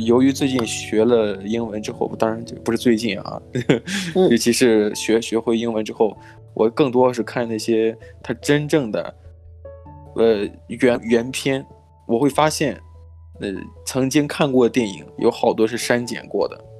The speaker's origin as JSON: {"language": "Chinese", "region": "Shandong", "country": "China", "tie": "born or raised there", "moved": "yes", "said": "我家乡在山东嘛，山东的这个嗯。电视台出了名的广告"}